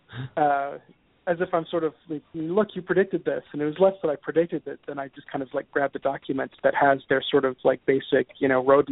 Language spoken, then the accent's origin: English; Grenada; moved away; Barbados is not too far away from where I grew up in Grenada.